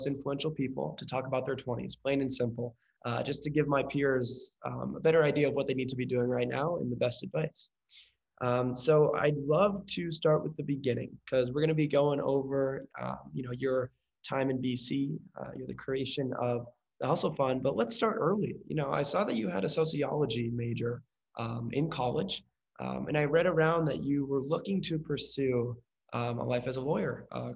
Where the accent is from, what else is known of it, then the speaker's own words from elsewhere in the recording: San Francisco, California, United States; based in San Francisco in the Bay Area, my hometown